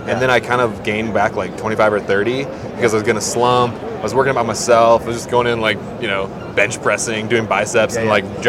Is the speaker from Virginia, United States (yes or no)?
yes; Virginia Beach, Virginia, United States; I'm from Virginia Beach